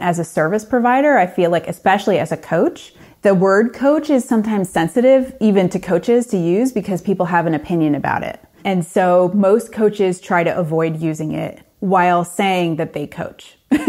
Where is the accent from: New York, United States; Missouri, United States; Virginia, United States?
New York, United States; Hyde Park; also born or lived in Manhattan / Washington, D.C.; Well, I grew up in the Hudson Valley. I grew up across the river from here in a small town called Hyde Park, which is FDR's hometown.